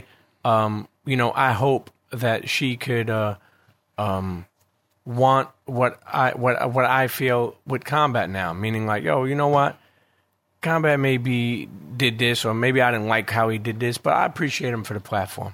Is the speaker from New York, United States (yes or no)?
yes; New York City, New York, United States; also born or lived in Bensonhurst, Brooklyn; growing up in Coney Island and then moving to Bensonhurst